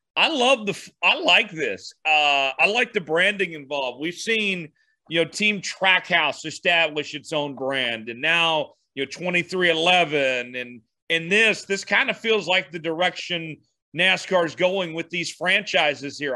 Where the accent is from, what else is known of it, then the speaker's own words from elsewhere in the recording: Tulsa, Oklahoma, United States; also born or lived in Kansas; my hometown in Tulsa